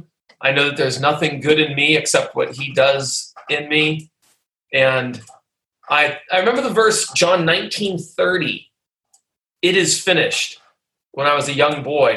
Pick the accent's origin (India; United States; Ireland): United States; Pittsburgh, Pennsylvania; I grew up in Pittsburgh, Pennsylvania, or near there